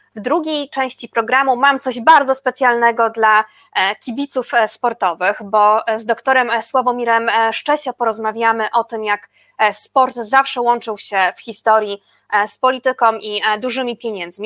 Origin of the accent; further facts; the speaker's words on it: Łódź, Łódź Voivodeship, Poland; ja jestem z Łodzi